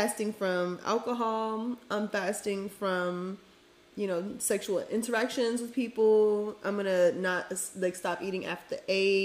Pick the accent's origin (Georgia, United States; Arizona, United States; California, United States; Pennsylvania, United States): Georgia, United States; Atlanta; also born or lived in East Point, Georgia; I am a first gen ATLian, you know. Period. All my family's from Homestead, like that's Miami area, 305, but I'm from Atlanta. I like to rep East Point because that's where I went through a lot of like the most transformational time frames